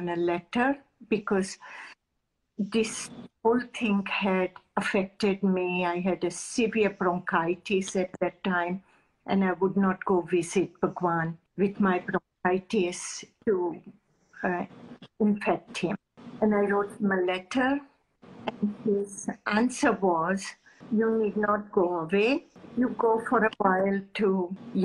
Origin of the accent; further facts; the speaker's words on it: India; as an Indian mother